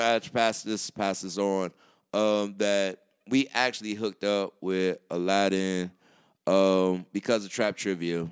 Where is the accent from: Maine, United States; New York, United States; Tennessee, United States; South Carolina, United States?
South Carolina, United States; moved away; I'm from South Carolina